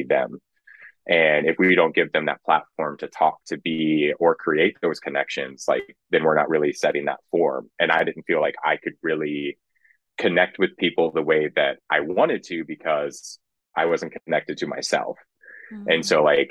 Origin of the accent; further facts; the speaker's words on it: Kansas, United States; also born or lived in Lubbock, Texas; now in Austin, United States; growing up in Kansas and especially like West Texas